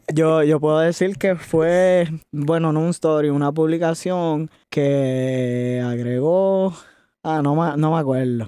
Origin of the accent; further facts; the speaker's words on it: Añasco, Puerto Rico; also born or lived in Mayagüez, Puerto Rico; Yo soy de Puerto Rico, del área oeste. De, nací en Mayagüez, me crié en Añasco